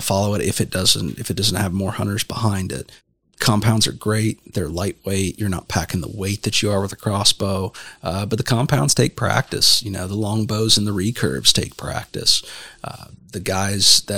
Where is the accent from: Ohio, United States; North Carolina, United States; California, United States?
Ohio, United States; Southeast; where I grew up in the Southeast